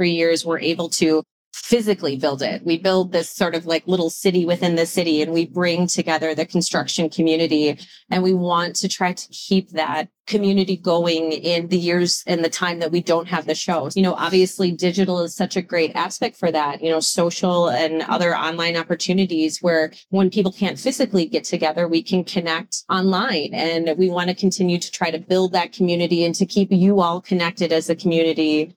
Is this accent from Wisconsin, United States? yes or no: yes; Wisconsin, United States; I'm from Wisconsin.